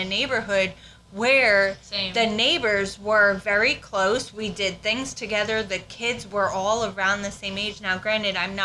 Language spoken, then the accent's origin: English; New York, United States; moved away as an adult; now in South Carolina, United States; I'm originally from New York.